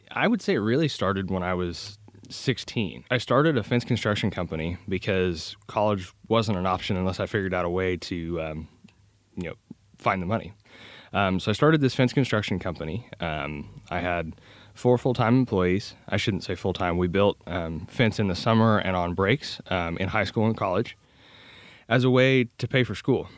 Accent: Kansas, United States; I'm originally from Kansas.

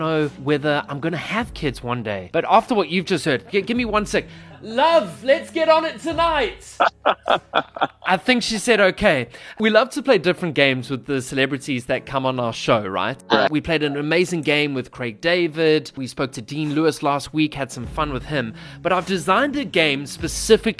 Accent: South Africa; accent: South African; my South African accent

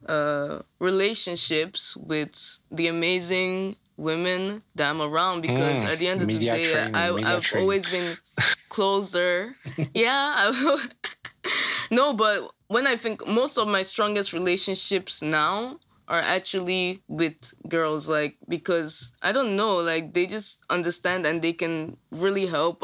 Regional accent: Lagos, Nigeria; now in Ghent, Belgium; I was born in Nigeria

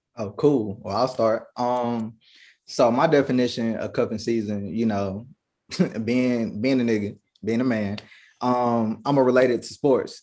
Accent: Kinston, North Carolina, United States; I'm from the 2-5, Kinston, North Carolina

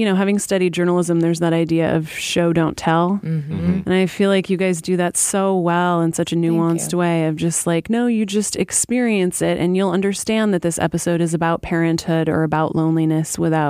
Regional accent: Alaska, United States; moved away; I grew up in Alaska and I moved here

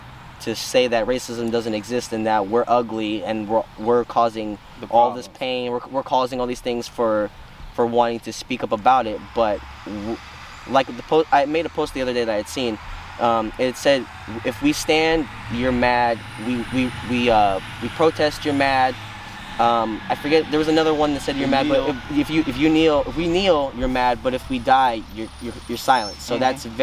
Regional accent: San Dimas, California, United States; born there; also born or lived in Paso Robles; now in San Luis Obispo, United States; I've lived in San Luis Obispo for 14 years alone. I was up in Paso Robles County prior to this, and I was born in San Dimas. So, kind of coming from LA County to here

